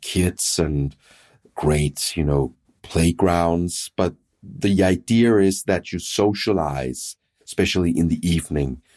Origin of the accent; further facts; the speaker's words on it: Denmark; in Denmark, I'm from Denmark